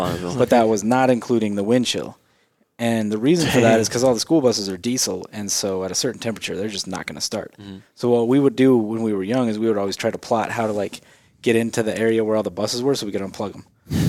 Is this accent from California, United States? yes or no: no; St. Anthony, Idaho, United States; I grew up in St. Anthony. It's only 40 minutes north.